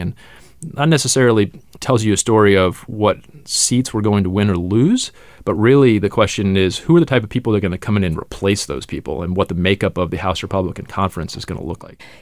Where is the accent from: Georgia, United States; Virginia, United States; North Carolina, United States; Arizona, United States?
Georgia, United States; Atlanta suburbs; I'm from the Atlanta suburbs, Georgia's 6th congressional district